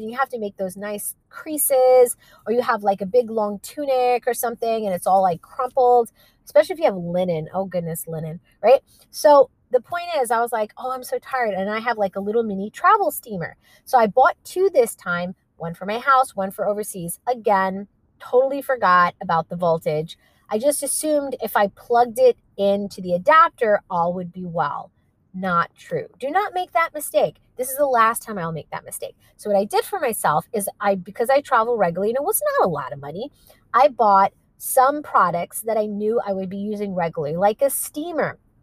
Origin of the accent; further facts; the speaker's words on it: New York, United States; we're from New York